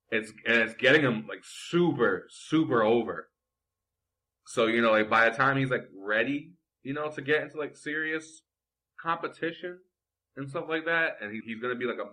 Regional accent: New York, United States; I'm a New Yorker

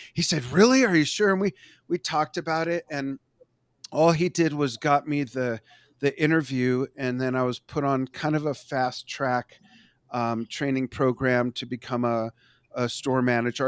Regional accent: Los Angeles, California, United States; moved away as an adult; also born or lived in Las Vegas; now in Globe, United States; I grew up in Los Angeles

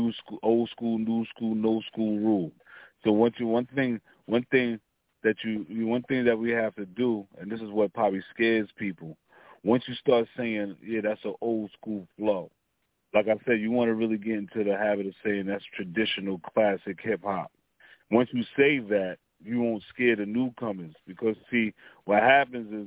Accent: New York City, New York, United States; I'm from Stapleton, Staten Island. You know what I mean? Born and raised

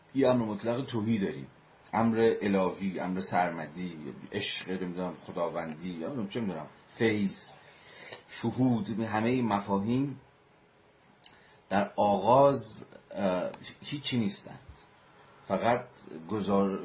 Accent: Iran; ما همه ایرانی هستیم

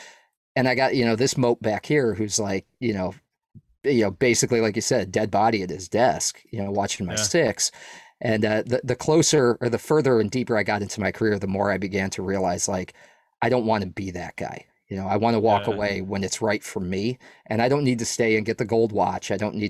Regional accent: New England, United States; And I was like from New England, and I'd never been to Texas

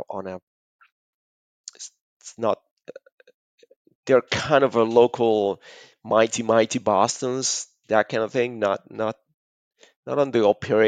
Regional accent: Argentina

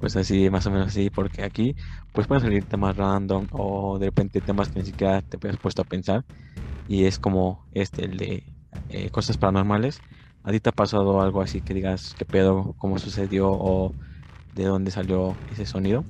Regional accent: Mexico; Como mexicanos

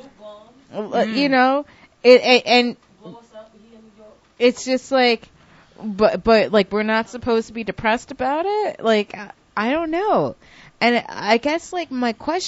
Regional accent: New York, United States; I'm from New York

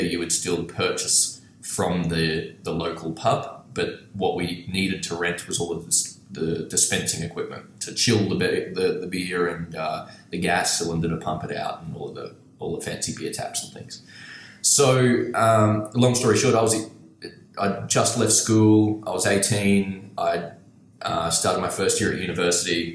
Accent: Brisbane, Queensland, Australia; I'm from Brisbane, Australia

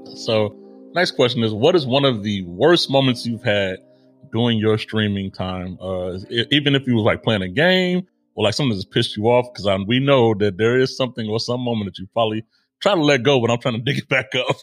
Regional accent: Chicago, Illinois, United States; I was born in Chicago

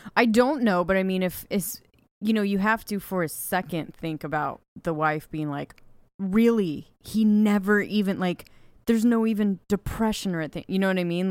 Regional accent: Ojai, California, United States; my hometown of Ojai

